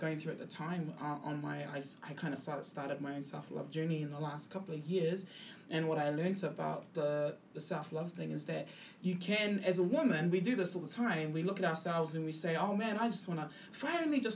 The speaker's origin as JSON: {"language": "English", "country": "New Zealand", "tie": "born or raised there", "said": "I am Kiwi-born and of Cook Island descent"}